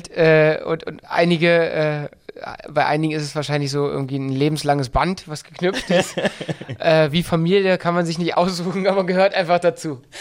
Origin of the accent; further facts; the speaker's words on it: Berlin, Germany; accent: Berlin; mein ursprünglicher Dialekt ist ja äh, eher aus dem Berlin-Brandenburgischen. Also ich bin eigentlich, ich habe eigentlich einen komplett Berliner Dialekt.